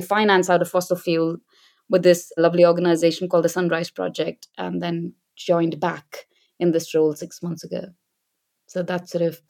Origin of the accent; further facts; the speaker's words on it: Delhi, India; moved away as an adult; also born or lived in Bangalore; now in United Kingdom; I grew up in Delhi